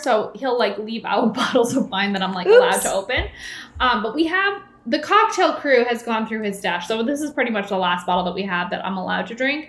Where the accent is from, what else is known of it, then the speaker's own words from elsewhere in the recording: Massachusetts, United States; Reagan's originally from New Jersey and I'm from Massachusetts